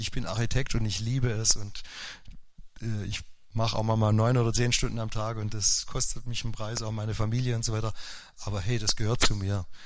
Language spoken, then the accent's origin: German; Upper Swabia, Baden-Württemberg, Germany; now in Forchtenberg, Germany; Also alle konnten Skifahren in Oberschwaben, nur ich äh, der Lehrersohn